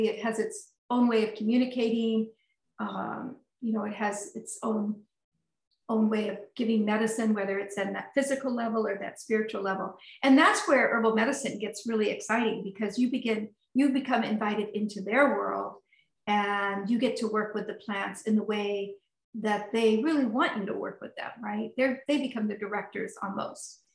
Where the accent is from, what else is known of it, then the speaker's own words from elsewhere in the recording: Sonoma County, California, United States; now in Burlington, United States; I grew up in Sonoma County